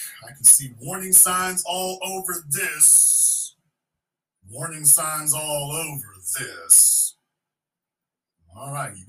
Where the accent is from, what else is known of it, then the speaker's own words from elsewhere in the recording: Shreveport, Louisiana, United States; know that New Orleans is just a little island down there in the bottom corner of Louisiana, because I'm from Shreveport, Louisiana.